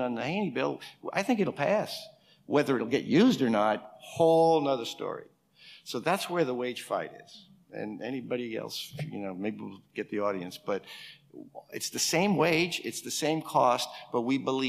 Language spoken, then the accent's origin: English; New York, United States; I'm from New York